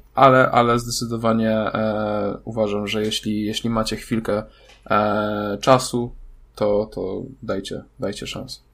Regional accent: Wrocław, Lower Silesian Voivodeship, Poland; ja jestem z Wrocławia.

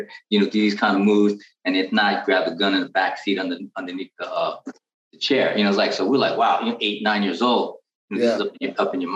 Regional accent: San Francisco, California, United States; I'm born and raised in San Francisco, California

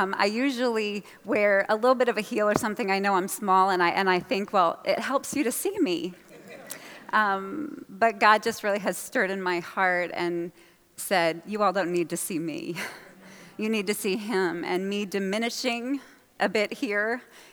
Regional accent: New Hampshire, United States; I'm from New Hampshire, and I would spend the summers in Massachusetts with my grandmother.

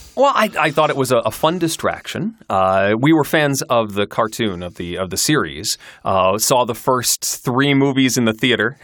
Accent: Kalamazoo, Michigan, United States; moved away as an adult; also born or lived in Syracuse, New York; I grew up in Kalamazoo, Michigan

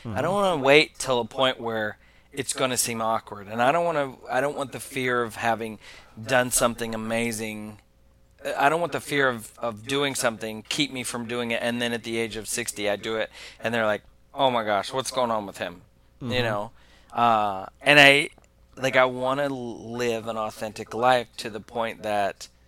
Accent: Oklahoma, United States; I'm from Oklahoma

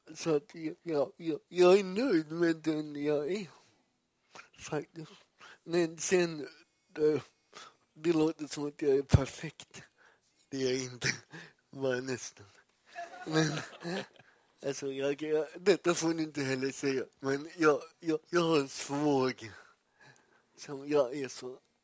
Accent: Gothenburg, Västra Götaland, Sweden; Jag är uppvuxen i Göteborg

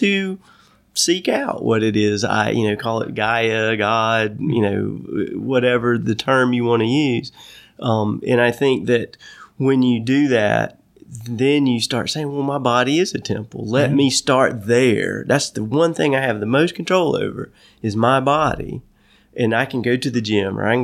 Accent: North Carolina, United States; my life growing up in North Carolina

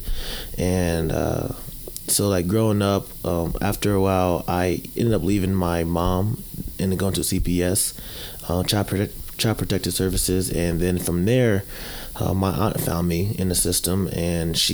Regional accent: New Jersey, United States; now in Texas, United States; Growing up in New Jersey, it was rough, mainly because growing up with my mom

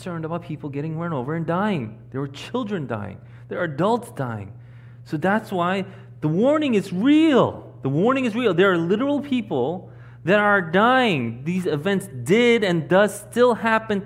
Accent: New York City, New York, United States; I grew up in Queens

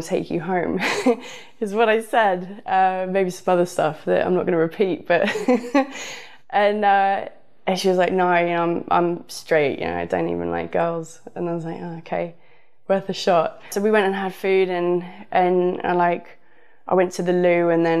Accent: the south of England, United Kingdom; moved away; also born or lived in Los Angeles; I'm from the south

